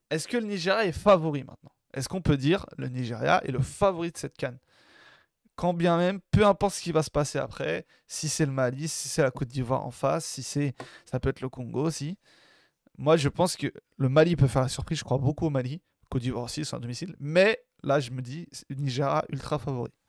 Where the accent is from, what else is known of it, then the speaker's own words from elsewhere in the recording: Algeria; Moi, en tant qu'Algérien, je dis pas non.